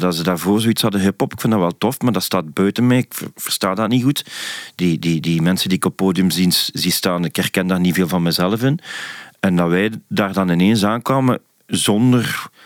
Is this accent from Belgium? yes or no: yes; Leopoldsburg, Flanders, Belgium; also born or lived in Hasselt; ik kom uit Hasselt. Allee, uit Leopoldsburg, maar altijd een Hasselt naar school geweest